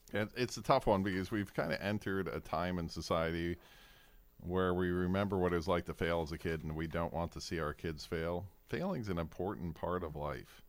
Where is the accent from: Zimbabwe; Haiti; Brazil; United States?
United States; Fairbanks, Alaska; moved away; also born or lived in Kodiak, Alaska; I grew up in Fairbanks